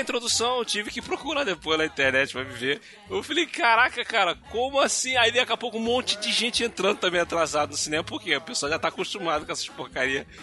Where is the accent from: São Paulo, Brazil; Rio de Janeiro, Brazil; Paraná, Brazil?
Rio de Janeiro, Brazil; Eu sou carioca